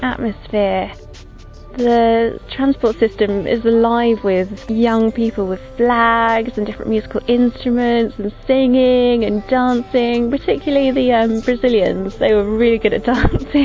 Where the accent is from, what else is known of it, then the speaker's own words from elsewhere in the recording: London, United Kingdom; I'm 27. I'm from London